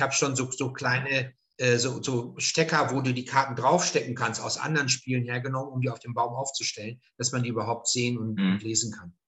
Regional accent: northern Ruhr area, north of Dortmund, North Rhine-Westphalia, Germany; now in Franconia, Germany; nördliches Ruhrgebiet, Münsterland, also nördlich von Dortmund ist mein, mein Ort, wo ich herstamme.

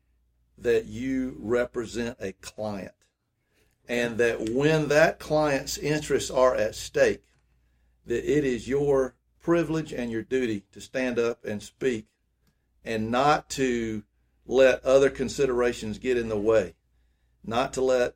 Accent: Greenwood, United States; growing up in Greenwood

